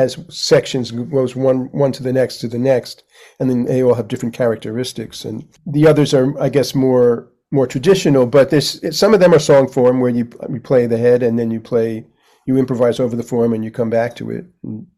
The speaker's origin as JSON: {"language": "English", "town": "New York City", "region": "New York", "country": "United States", "tie": "born or raised there", "said": "I grew up on in Manhattan"}